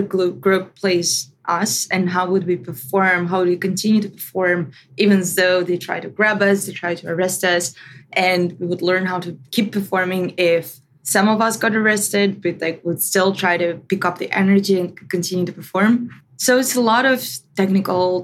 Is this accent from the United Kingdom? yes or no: no; Russia; When I was growing up, first 10 years of my life were amazing. I loved them. It was years of actual democracy in Russia